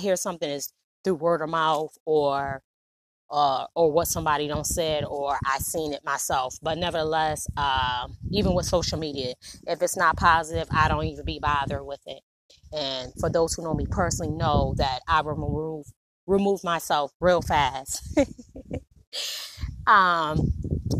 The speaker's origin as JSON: {"language": "English", "town": "Niagara Falls", "region": "New York", "country": "United States", "tie": "born or raised there", "also_born_or_lived": "Dozier, Alabama", "moved": "yes", "lives_now": "Alabama, United States", "said": "I was originally born in Dozier, Alabama. Moved away when I was 5. I was raised in Niagara Falls, New York"}